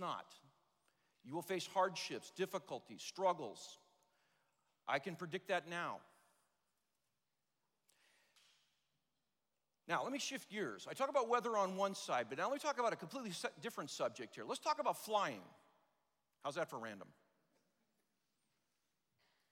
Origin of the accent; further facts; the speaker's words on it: Los Angeles, California, United States; I'm a native Angeleno. I grew up in the San Fernando Valley